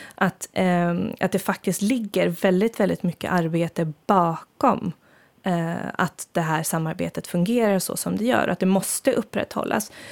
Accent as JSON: {"language": "Swedish", "country": "Sweden", "moved": "yes", "lives_now": "Finland", "said": "för mig som svensk"}